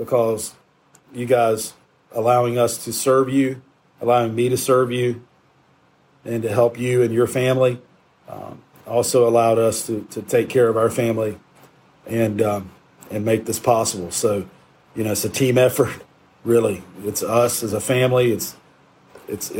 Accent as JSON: {"language": "English", "town": "Shelby", "region": "North Carolina", "country": "United States", "tie": "born or raised there", "said": "my hometown of Shelby"}